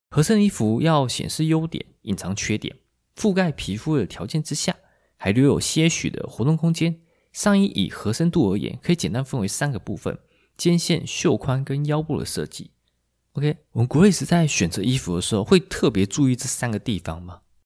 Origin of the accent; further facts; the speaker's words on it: Taiwan; 我们台湾人